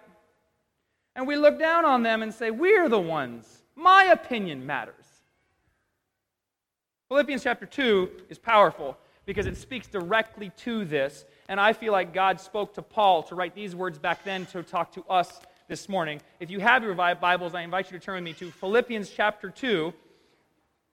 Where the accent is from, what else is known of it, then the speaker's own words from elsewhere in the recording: United States; I'm an American